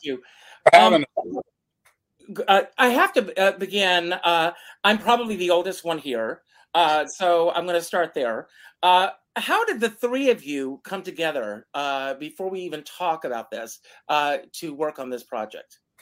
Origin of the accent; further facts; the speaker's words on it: South Carolina, United States; I grew up in South Carolina